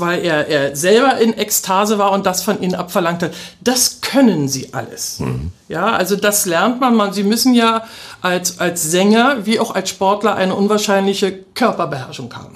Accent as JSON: {"language": "German", "region": "Berlin", "country": "Germany", "tie": "born or raised there", "moved": "as an adult", "lives_now": "Cottbus, Germany", "said": "Ich bin ja eine echte Berlinerin, ja. wie man so hört."}